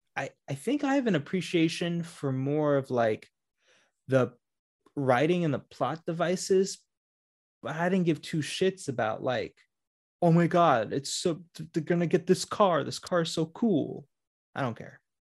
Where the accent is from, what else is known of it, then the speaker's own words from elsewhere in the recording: Orlando, Florida, United States; I grew up in Orlando